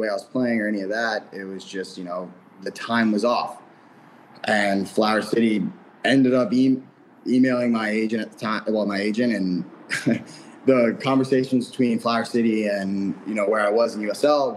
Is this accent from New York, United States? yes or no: yes; New York, United States; also born or lived in Michigan; now in Rochester, United States; I'm a New Yorker. So it's only 5-hour drive. So I can always go home if I wanted to see family